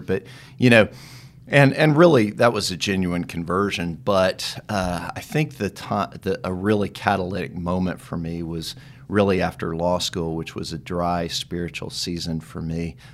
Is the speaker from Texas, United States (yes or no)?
yes; Dallas, Texas, United States; also born or lived in Tyler, Texas; I grew up in Dallas